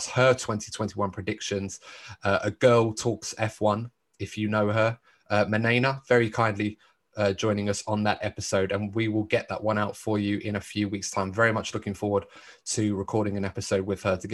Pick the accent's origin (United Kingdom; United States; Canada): United Kingdom; as a British sports fan